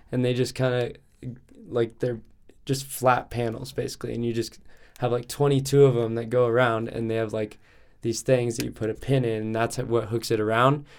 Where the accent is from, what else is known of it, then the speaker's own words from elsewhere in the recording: Lakewood, Colorado, United States; I was born and raised here in Denver, um, Lakewood.